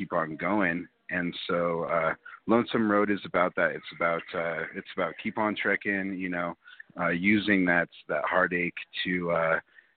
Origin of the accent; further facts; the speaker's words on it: Denver, Colorado, United States; I'm from Denver, Colorado